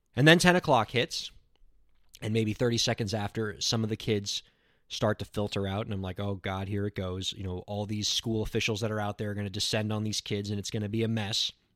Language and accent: English; South Florida, United States; born or raised there